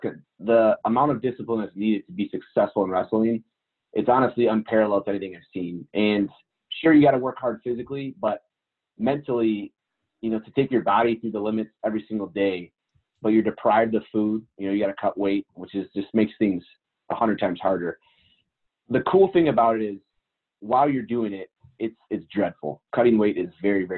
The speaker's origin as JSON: {"language": "English", "town": "Richmond", "region": "Michigan", "country": "United States", "said": "I'm from Richmond, Michigan, which is a super small town, little farm town, Michigan."}